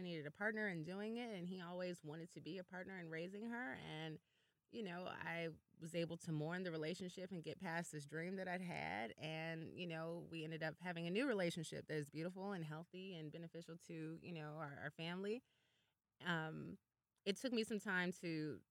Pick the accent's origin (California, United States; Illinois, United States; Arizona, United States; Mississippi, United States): Illinois, United States; Chicago; moved away; we're both from Chicago and met out here